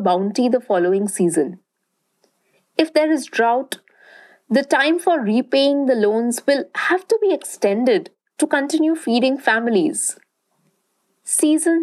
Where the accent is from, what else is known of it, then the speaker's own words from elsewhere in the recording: Durgapur, West Bengal, India; where I grew up, in Durgapur, a small town in eastern India.